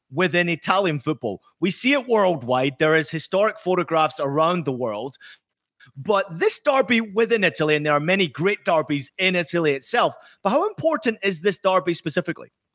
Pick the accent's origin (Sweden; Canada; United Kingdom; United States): United Kingdom; Scotland; I grew up in Scotland